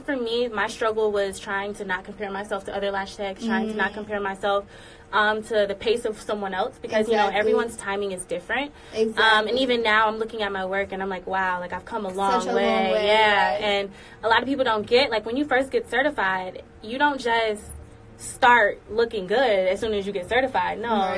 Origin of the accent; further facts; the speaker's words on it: Atlanta, Georgia, United States; Okay, so I'm from Atlanta, Georgia. I moved around a lot, so I graduated from North Atlanta High School.